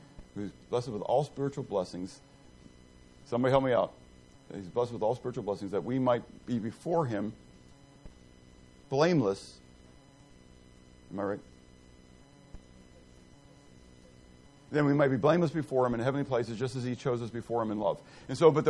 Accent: Pittsburgh, Pennsylvania, United States; I grew up in the Italian section of town. Pittsburgh is very ethnic, okay? And I grew up in the Italian section of town.

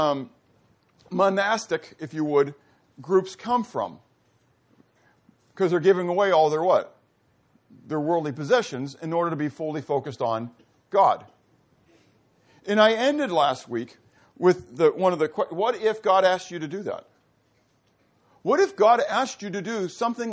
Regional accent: Pittsburgh, Pennsylvania, United States; I grew up in Pittsburgh, mountains, hills.

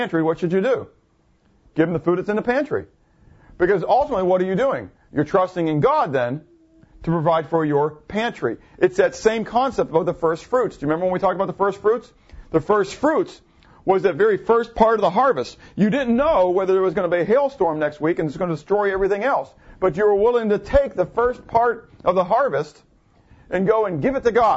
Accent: United States; also born or lived in Schwenksville, Pennsylvania; as Americans

